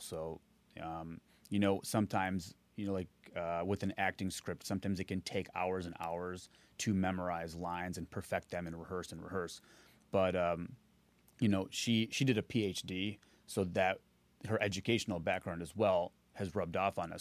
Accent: Naperville, Illinois, United States; I grew up in Naperville, Illinois

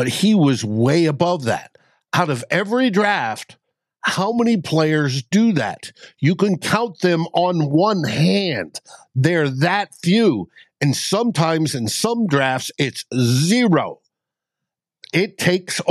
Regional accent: New England, United States; moved away; Part of my life was growing up in New England

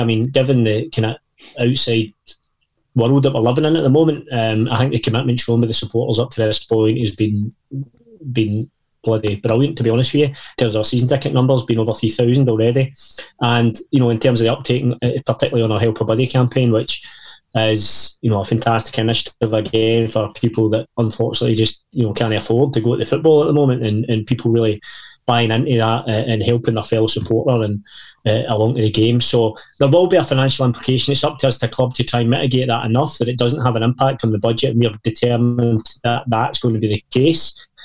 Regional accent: Erskine, Scotland, United Kingdom; I grew up in Erskine

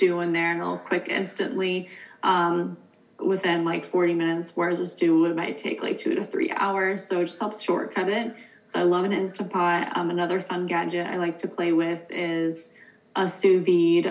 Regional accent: East Coast, United States; now in West Coast, United States; I'm from the East Coast where it's more common. And for the past like 4 years that I've lived out here

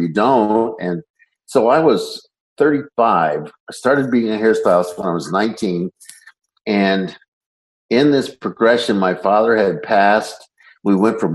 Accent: Northeast Indiana, United States; I grew up in Northeast Indiana

